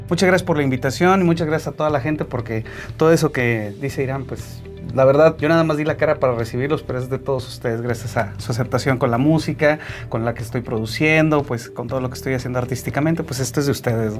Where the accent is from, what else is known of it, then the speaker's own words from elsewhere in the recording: Saltillo, Coahuila, Mexico; also born or lived in Italy; nosotros tenemos como mexicanos, como coahuilenses y como saltillenses